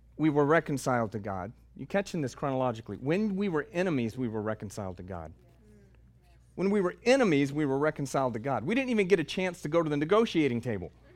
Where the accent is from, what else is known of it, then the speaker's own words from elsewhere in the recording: the South, United States; I'm from the South